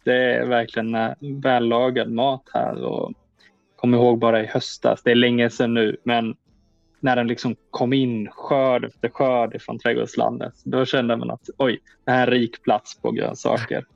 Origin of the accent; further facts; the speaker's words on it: Växjö, Kronoberg County, Sweden; now in Öland, Sweden; jag kommer från Växjötrakten